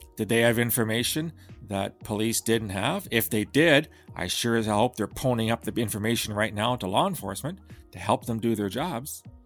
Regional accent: Canada; I'm Canadian

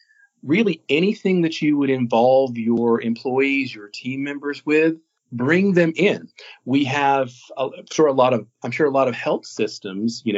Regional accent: Florida, United States; moved away as an adult; also born or lived in Kansas City area; now in Northeast Tennessee, United States; I spent 13 years in small market radio in my hometown down in Florida

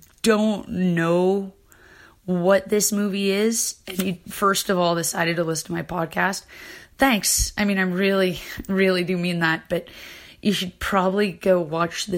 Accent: Canada; I'm from Canada

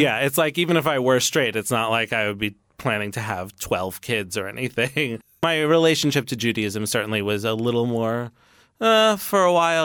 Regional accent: New York City, New York, United States; born and raised in New York City

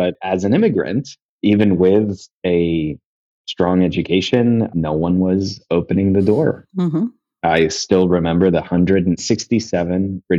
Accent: Kuwait; I grew up in Kuwait. It's where I'm from. It's where my family's from.

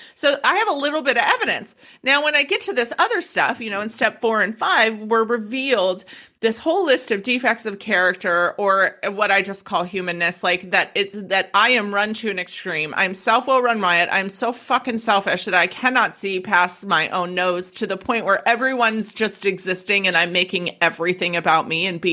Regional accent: United States; moved away as an adult; also born or lived in Denver, Colorado; now in Australia; I'm American

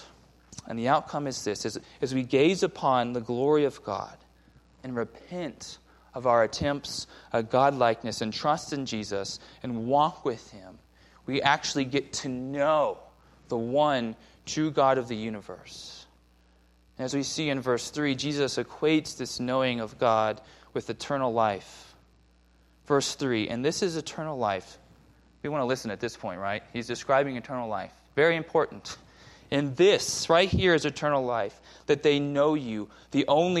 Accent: Southern California, United States; moved away; I grew up in Southern California

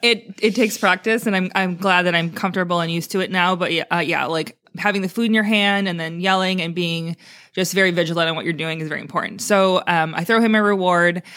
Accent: Wisconsin, United States; moved away as an adult; also born or lived in Maui; now in Naples, United States; I grew up in Wisconsin

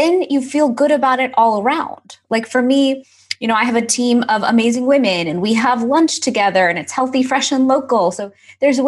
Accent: Houston, Texas, United States; growing up in Houston, we had so much cultural activity.

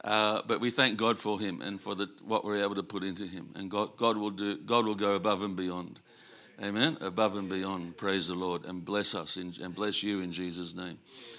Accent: Sydney, New South Wales, Australia; I'm grassroots. you know, I grew up in Sydney, but I missed a lot of my education because my excuse was my mum was really sick.

